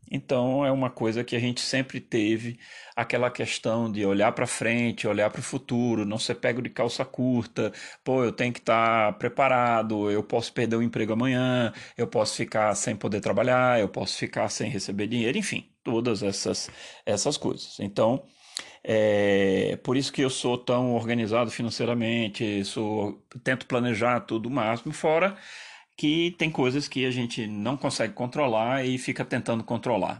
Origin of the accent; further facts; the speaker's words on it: Brazil; eu terminei muito mais italiano do que é, brasileiro, apesar de ter nascido aqui e de enfim, essa é minha pátria